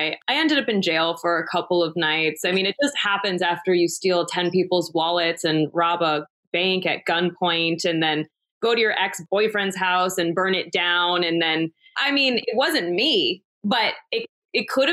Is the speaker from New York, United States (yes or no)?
yes; New York, United States; moved away as an adult; now in Los Angeles, United States; so I'm from New York originally, born and raised in New York